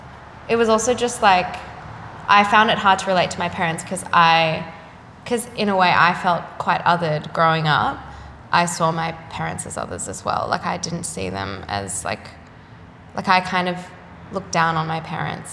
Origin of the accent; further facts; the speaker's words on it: Sydney, New South Wales, Australia; The North Shore.